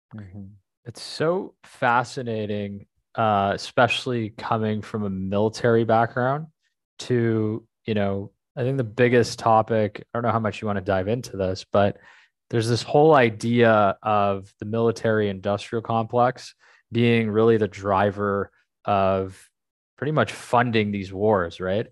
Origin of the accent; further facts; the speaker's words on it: Canada; I'm Canadian